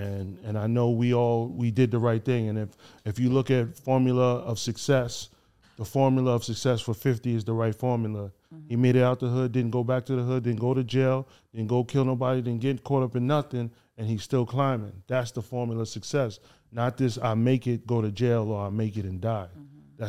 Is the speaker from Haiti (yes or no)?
yes; Haiti; now in United States; the devil is taking over my hometown, Haiti. It's definitely out here in the States.